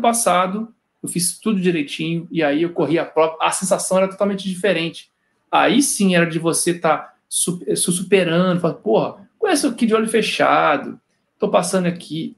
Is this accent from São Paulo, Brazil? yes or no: no; Cataguases, Minas Gerais, Brazil; moved away as an adult; also born or lived in Juiz de Fora; now in Rio de Janeiro, Brazil; Eu sou mineiro lá do interior de Cataguases, mas é a minha segunda passagem aqui no Rio